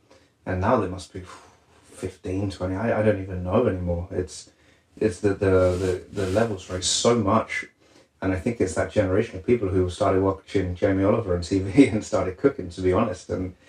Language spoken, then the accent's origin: English; England, United Kingdom; So after that, I mean, as an Englishman, I always wanted to solidify my, you know, the authenticity of cooking French cuisine